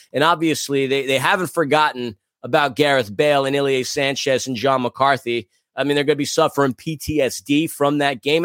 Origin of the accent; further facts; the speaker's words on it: New York, United States; As a New Yorker